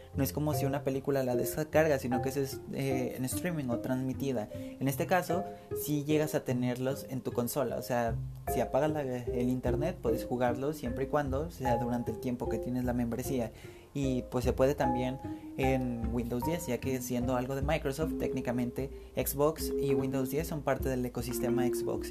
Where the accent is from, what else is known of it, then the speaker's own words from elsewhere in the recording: Mexico; siendo mexicano